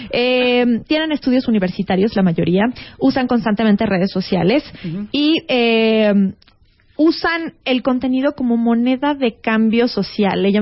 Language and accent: Spanish; Mexico